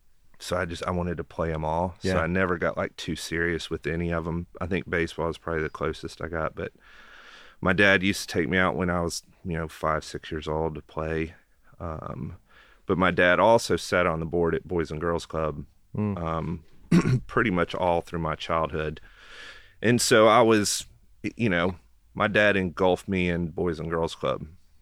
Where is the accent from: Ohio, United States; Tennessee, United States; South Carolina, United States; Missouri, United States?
Tennessee, United States; Knoxville; So I'm born and raised in Knoxville. My family's been here since the 40s, I think.